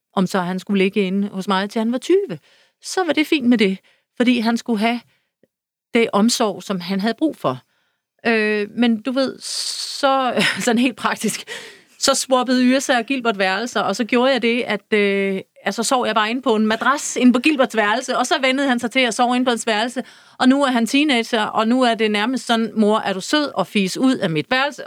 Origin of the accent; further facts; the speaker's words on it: Søby, Denmark; moved away; min barndom ude i Søby